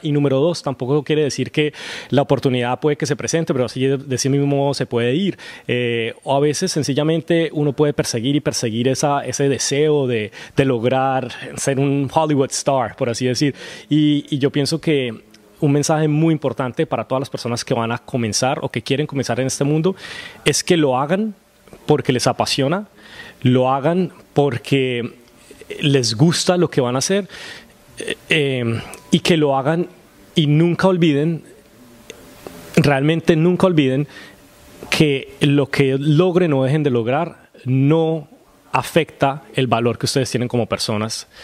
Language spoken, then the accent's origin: Spanish; Colombia; moved away as an adult; also born or lived in Los Angeles; now in Vancouver, Canada; nací en Colombia